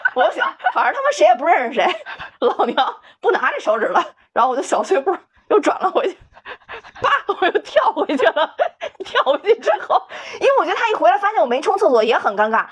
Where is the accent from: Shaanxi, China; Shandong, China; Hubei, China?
Hubei, China; Wuhan; moved away; 我武汉人啊